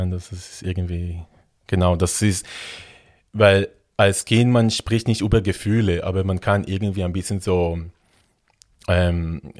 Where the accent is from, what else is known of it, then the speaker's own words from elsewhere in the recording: Israel; now in Germany; Ja, also ich bin ähm, in Israel ähm, aufgewachsen. Ähm, in der Nähe von Tel Aviv.